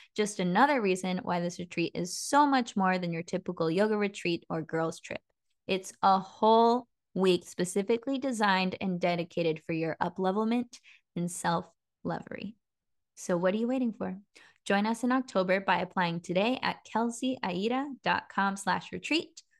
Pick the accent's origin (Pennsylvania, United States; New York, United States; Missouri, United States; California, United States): California, United States; Petaluma; I grew up in Petaluma